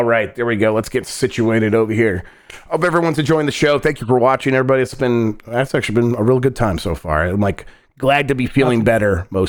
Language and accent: English; Michigan, United States; moved away; I was from Michigan and we did drink some Faygo. We had a lot of Faygo growing up for sure.